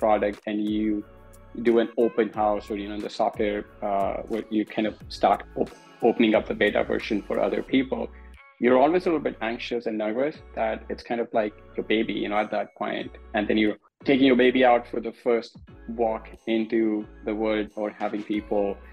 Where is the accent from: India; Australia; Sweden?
India; moved away as an adult; also born or lived in New York / Chicago; Born and raised in India.